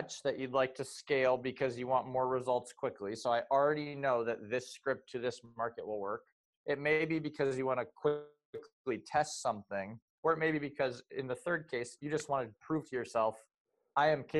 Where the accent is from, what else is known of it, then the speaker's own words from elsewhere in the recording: New Haven, Connecticut, United States; I was born and raised in the New Haven County, Connecticut area